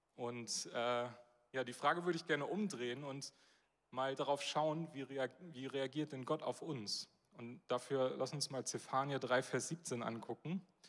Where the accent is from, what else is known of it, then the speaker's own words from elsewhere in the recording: Northern Germany, Germany; als Norddeutsche, und da zähle ich mich dann auch zu